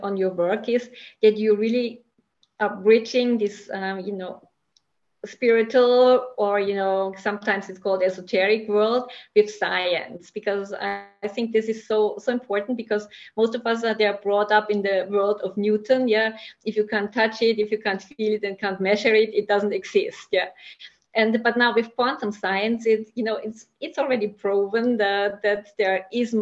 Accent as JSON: {"language": "English", "country": "Austria", "said": "I'm from Austria as well."}